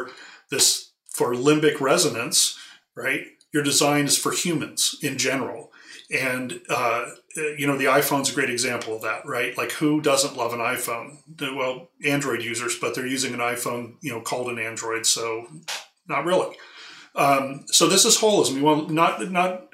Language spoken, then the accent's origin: English; California, United States; I grew up in California on the coast